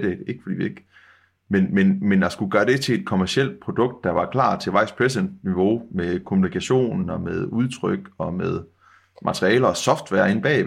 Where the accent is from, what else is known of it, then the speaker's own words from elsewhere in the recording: West Jutland, Central Denmark Region, Denmark; vi er jo vestjyder øh, begge